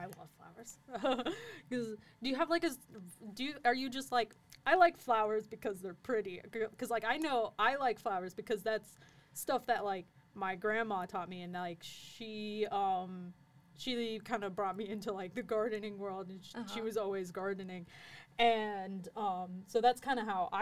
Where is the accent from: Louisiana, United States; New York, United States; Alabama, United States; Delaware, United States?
Alabama, United States; Madison; I'm not from Birmingham, but I'm from Madison. We have our own botanical garden up there